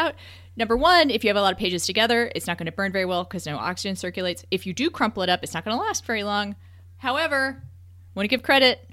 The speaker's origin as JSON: {"language": "English", "region": "Texas", "country": "United States", "said": "As a Texan"}